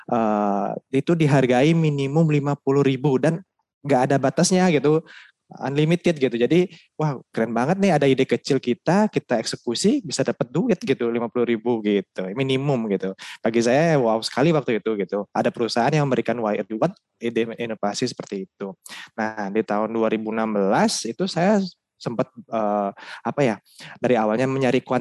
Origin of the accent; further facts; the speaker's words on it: Bali, Indonesia; saya sebagai anak Bali Tulen gitu Mbak ya, kebetulan juga semata wayang gitu, memiliki kewajiban dalam adat istiadat di Bali.